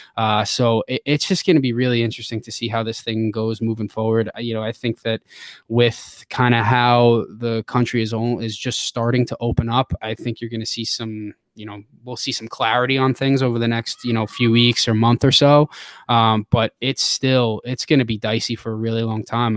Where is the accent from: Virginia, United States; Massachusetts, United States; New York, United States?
New York, United States; Long Island; moved away as an adult; also born or lived in Midwest / Tennessee / Defiance, Ohio; now in Ohio, United States; I'm originally from Long Island, New York, born and raised